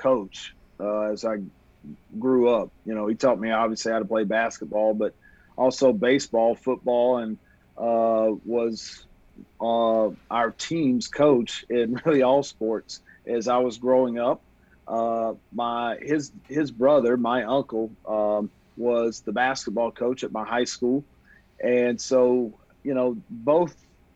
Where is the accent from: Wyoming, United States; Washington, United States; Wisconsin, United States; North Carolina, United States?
North Carolina, United States; Marshall; moved away as an adult; My hometown of Marshall, North Carolina